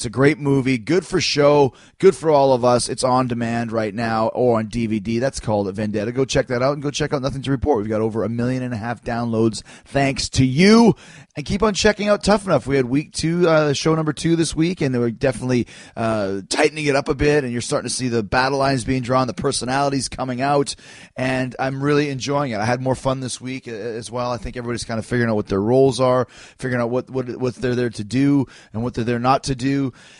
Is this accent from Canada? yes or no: yes; Winnipeg, Manitoba, Canada; I'm from Canada, you idiot. I'm from Winnipeg, you idiot. And my fellow Canadians